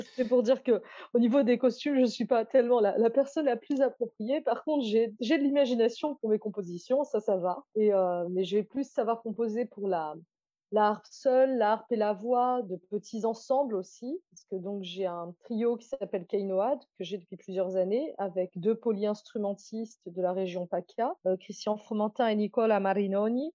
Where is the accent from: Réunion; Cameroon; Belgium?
Réunion; Je suis réunionnaise